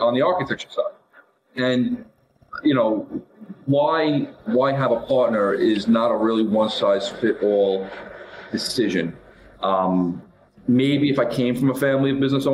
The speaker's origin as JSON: {"language": "English", "town": "New York City", "region": "New York", "country": "United States", "tie": "born or raised there", "said": "I grew up in Brooklyn and Staten Island"}